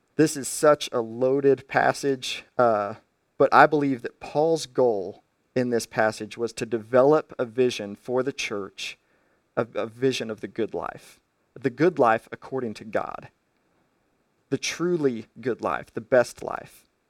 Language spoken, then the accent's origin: English; United States; as an American